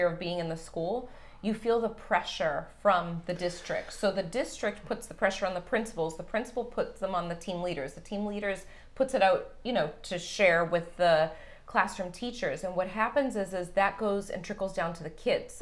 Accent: Boston, Massachusetts, United States; moved away as an adult; also born or lived in Tampa; I am from Boston

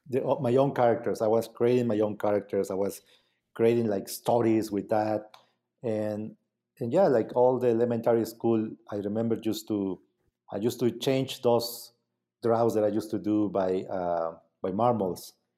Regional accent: Mazatlán, Oaxaca, Mexico; English is a second language; moved away; I was from Mazatlán

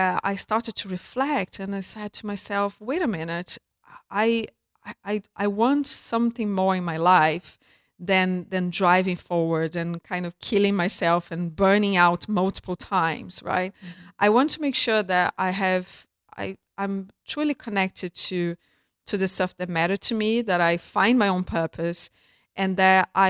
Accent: Brazil; I grew up in Brazil and I was a pretty normal type of girl

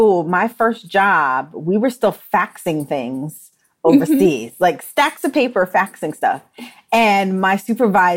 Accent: New York, United States; moved away as an adult; also born or lived in Delaware; I'm from New York, they assumed that I went to FIT. But I wanted to just get out of New York

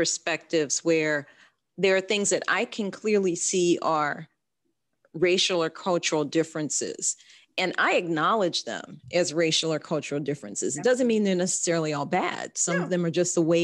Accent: United States; also born or lived in Mexico; as an American

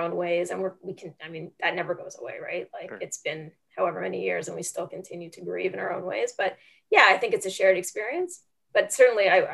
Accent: Canada; moved away; I am Canadian

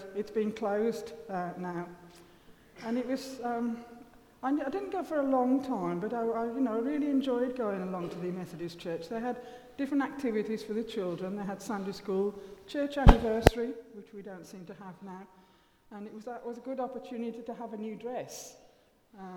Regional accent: Willenhall, West Midlands, United Kingdom; we moved house when I was five, and we moved from Willenhall. And the Gran stayed in her house, and we moved to New Invention in Willenhall. And so I was just five then, and I started to go to school in the New Invention Junior School

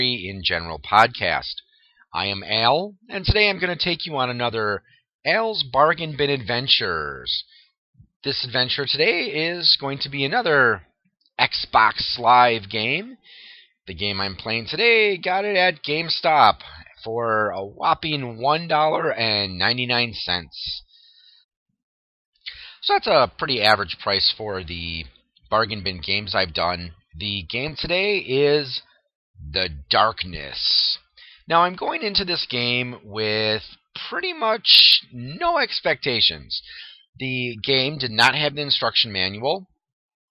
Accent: Wisconsin, United States; I'm from Wisconsin, so hey, you know, cow country.

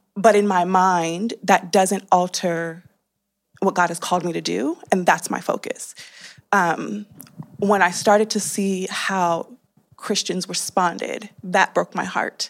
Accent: California, United States; I, uh, grew up, born and raised in California

